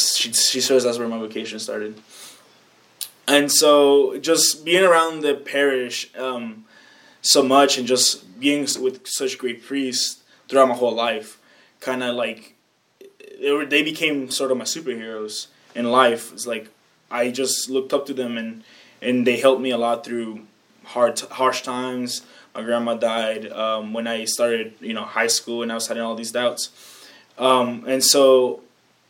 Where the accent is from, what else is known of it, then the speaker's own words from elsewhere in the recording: Mexico; moved away; I grew up in Mexico and I went to a Catholic school